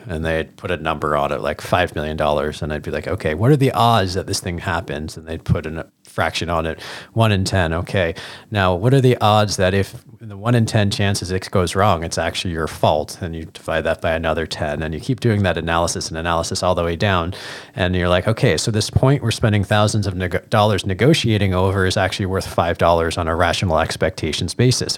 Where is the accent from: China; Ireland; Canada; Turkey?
Canada; Hamilton, Ontario; being a young Jewish boy growing up in Hamilton